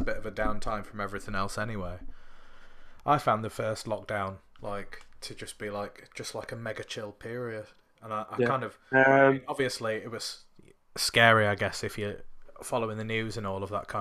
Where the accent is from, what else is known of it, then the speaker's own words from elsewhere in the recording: Sheffield, Yorkshire and the Humber, United Kingdom; I'm from Sheffield